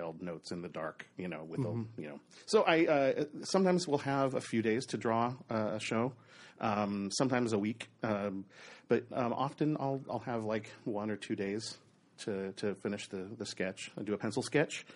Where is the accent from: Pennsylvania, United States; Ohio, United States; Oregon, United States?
Oregon, United States; moved away as an adult; also born or lived in Southern California; Born and raised in Oregon, about an hour and a half south of Portland